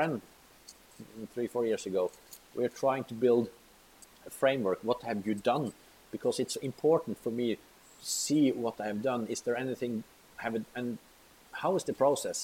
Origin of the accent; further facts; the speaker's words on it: Molde, Møre og Romsdal, Norway; I was pretty famous criminal at the time, because I was in my hometown